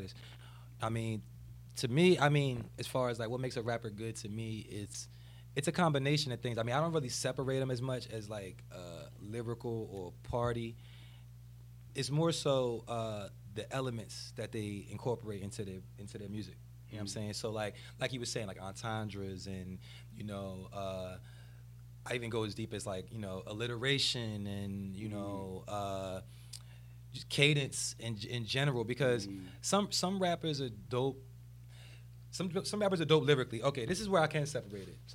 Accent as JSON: {"language": "English", "region": "New Jersey", "country": "United States", "said": "I'm from South Jersey"}